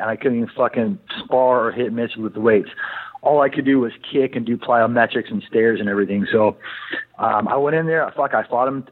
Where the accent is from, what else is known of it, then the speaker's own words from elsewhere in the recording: Dana Point, California, United States; moved away as an adult; also born or lived in Huntington Beach; now in Arizona, United States; born in Huntington Beach, and then uh, grew up in Dana Point